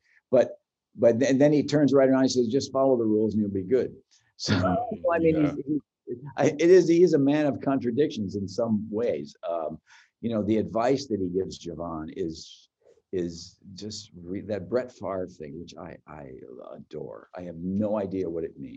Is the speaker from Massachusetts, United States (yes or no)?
no; outside of Chicago, Illinois, United States; I'm from outside of Chicago